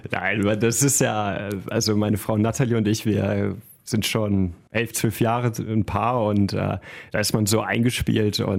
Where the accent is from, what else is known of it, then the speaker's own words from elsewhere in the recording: Solingen, North Rhine-Westphalia, Germany; Wir kommen beide aus Solingen, wir fühlen uns der Stadt sehr verbunden